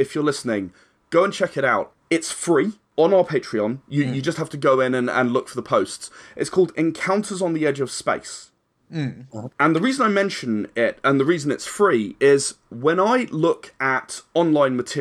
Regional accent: United Kingdom; we are still British

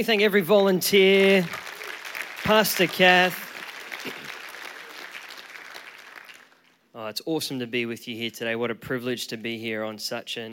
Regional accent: Queensland, Australia; moved away as an adult; now in Auckland, New Zealand; I am a proud Aussie. I was born and raised in Queensland, and about 8 years ago, my wife and I moved to Auckland

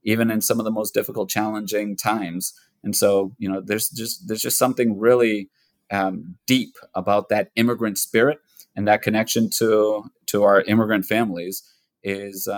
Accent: United States; I was born here in the United States. I was born a year after my parents came over. And so I'm a natural born citizen of the United States, but I was raised in an immigrant household, raised in an immigrant community.

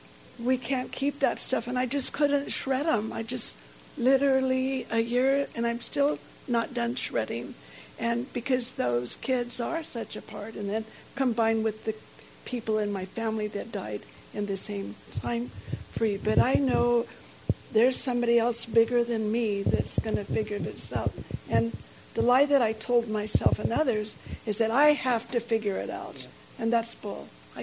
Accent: the South, United States; And I'm from the South, and so there's a lot of meat, right?

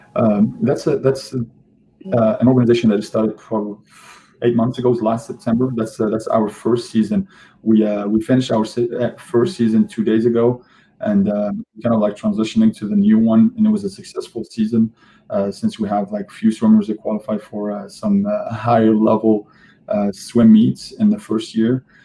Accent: Algeria; moved away; my home country, home country in Algeria

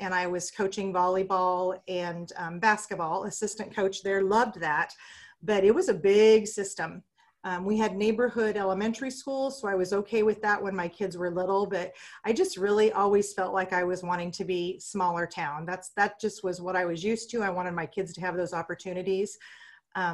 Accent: Eddyville, Nebraska, United States; I had an awesome childhood growing up in Eddyville.

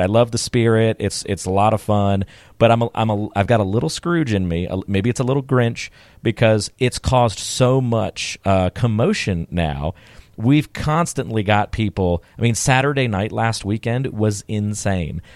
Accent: North Carolina, United States; where I grew up in North Carolina

